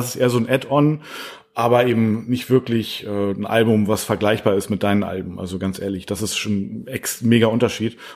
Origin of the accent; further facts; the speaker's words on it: the North, Northern Germany, Germany; bei uns im Norden